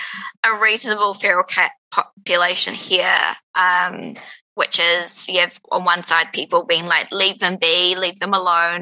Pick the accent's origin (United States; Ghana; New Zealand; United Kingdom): New Zealand; when I was a kid, it was like a lot of people growing up in New Zealand